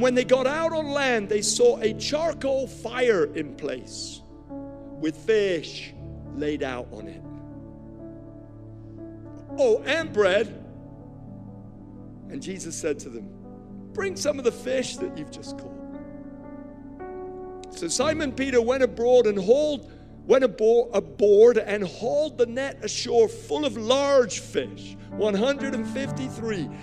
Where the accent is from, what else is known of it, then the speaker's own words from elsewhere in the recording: Nigeria; I was born in Nigeria. I grew up there.